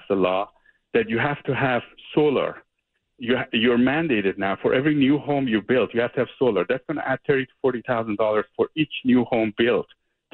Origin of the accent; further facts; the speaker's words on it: Iran; also born or lived in Mexico / China; now in California, United States; I'm from Iran, and I grew up in Iran, lived in Mexico, lived in China.